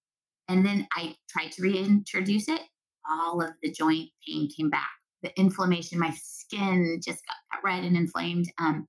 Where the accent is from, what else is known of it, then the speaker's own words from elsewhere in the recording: Southwest, United States; I'm also from the Southwest. Corn is king in the Southwest.